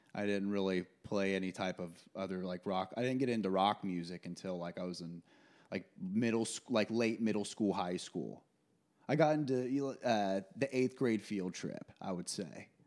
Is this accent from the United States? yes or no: yes; Kokomo, Indiana, United States; moved away